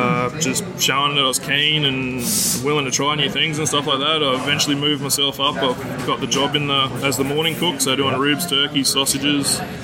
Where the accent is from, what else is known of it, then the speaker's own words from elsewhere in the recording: Australia; moved away as an adult; now in Toronto, Canada; born and raised in Australia.